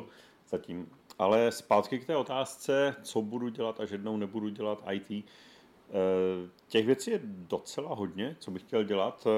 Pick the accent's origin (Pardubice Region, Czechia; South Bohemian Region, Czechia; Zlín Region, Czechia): Zlín Region, Czechia; Zlín; ze Zlína